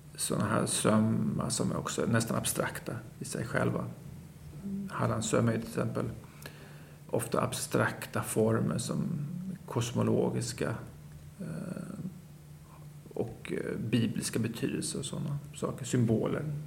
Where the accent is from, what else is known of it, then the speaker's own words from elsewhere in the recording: Småland, Sweden; jag kommer från Småland och alla mina mostrar